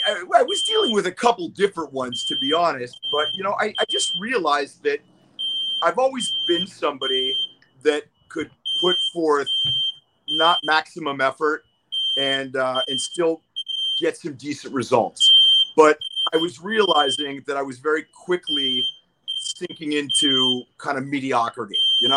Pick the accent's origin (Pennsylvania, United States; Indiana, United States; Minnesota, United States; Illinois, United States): Pennsylvania, United States; moved away as an adult; also born or lived in Boston, United States; I mean, I came out here from Pennsylvania. Well, I was going to school in Boston at Boston University, and I transferred to UCLA.